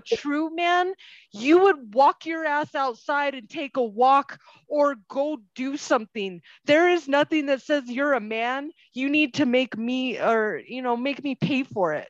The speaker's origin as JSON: {"language": "English", "town": "Albuquerque", "region": "New Mexico", "country": "United States", "moved": "yes", "said": "I'm from Albuquerque."}